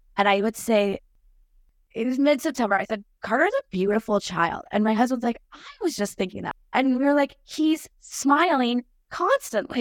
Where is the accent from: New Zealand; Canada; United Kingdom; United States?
Canada; Lion's Head, Ontario; Where I grew up in Lionshead was, we didn't live, grow up on the water